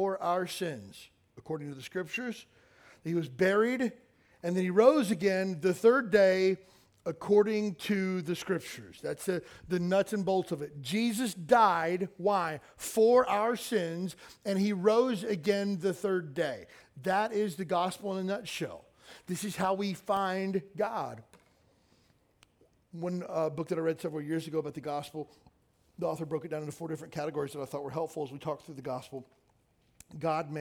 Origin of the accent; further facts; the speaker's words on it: Kentucky, United States; I grew up in the South in Kentucky